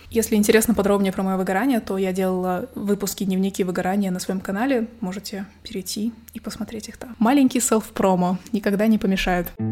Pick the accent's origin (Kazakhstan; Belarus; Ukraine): Kazakhstan; also born or lived in Astana; Я казашка, живу в Казахстане, в столице Казахстана, городе Астана, Нурсултан